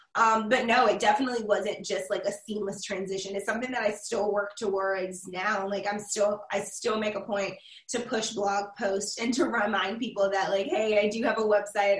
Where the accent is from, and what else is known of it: Charleston, South Carolina, United States; born or raised there; now in Columbia, United States